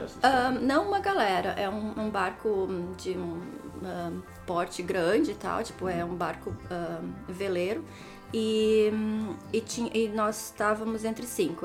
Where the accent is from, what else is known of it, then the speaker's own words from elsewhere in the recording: Novo Hamburgo, Rio Grande do Sul, Brazil; moved away as an adult; also born or lived in Palmeira das Missões, Brazil / Auckland, New Zealand; now in New Zealand; Eu cresci em Novo Hamburgo, Novo Hamburgo. É, mas sou de Palmeira das Missões